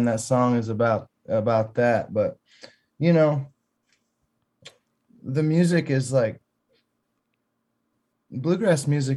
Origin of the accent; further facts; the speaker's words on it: Muir, Michigan, United States; I grew up in Muir, and a couple miles away was this little place called Barkus Park, and it was right on Stony Creek, which, you know, ran into the Maple